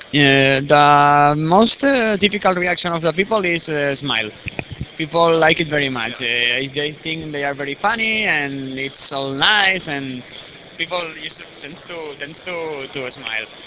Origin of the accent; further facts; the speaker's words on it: Barcelona, Catalonia, Spain; from Spain, Barcelona